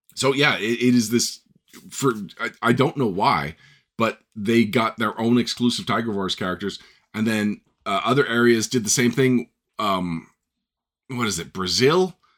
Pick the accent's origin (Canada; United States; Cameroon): Canada; I'm Canadian